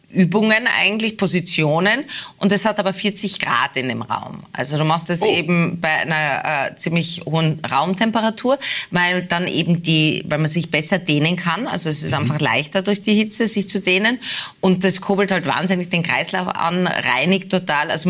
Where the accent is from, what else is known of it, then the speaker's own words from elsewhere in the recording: Tyrol, Austria; man wird natürlich schon als Tirolerin wahrgenommen. Ich lebe ja schon lange, also ich lebe ja eigentlich in Niederösterreich Hauptwohnsitz